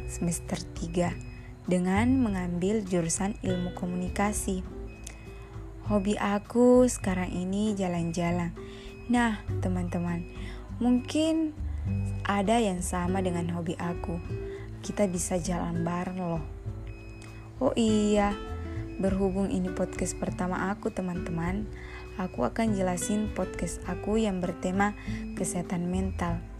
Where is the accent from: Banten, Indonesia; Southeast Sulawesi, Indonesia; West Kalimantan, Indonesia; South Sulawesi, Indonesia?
South Sulawesi, Indonesia; Pangkep; also born or lived in Makassar; Aku lahir di Pangkep pada tanggal delapan belas Oktober dua ribu dua.